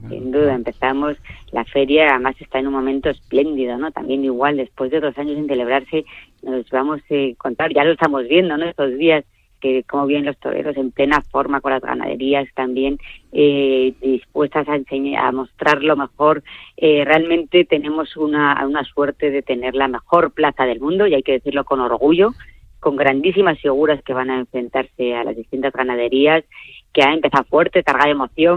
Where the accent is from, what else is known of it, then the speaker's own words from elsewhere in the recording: Madrid, Community of Madrid, Spain; los madrileños somos los que menos conocemos